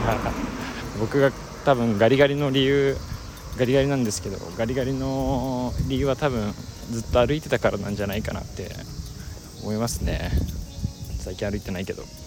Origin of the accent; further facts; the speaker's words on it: Yokosuka, Kanagawa, Japan; moved away; 僕は地元が神奈川県の横須賀横須賀市という場所